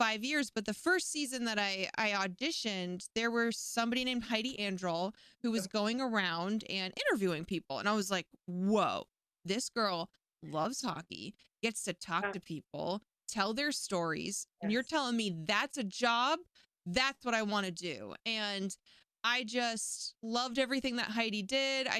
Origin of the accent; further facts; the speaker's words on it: Maine, United States; moved away as an adult; now in Southern California, United States; I was 19 when I moved from where I grew up in Maine to over here in Southern California.